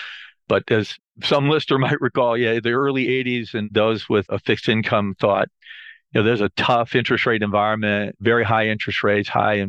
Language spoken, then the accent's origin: English; Akron, Ohio, United States; But my family, I have 5 siblings. We grew up in the South Akron area, Highland Park and Kenmore. You know, a lot of the folks that I grew up with, the parents were tire builders, just a great community post-World War II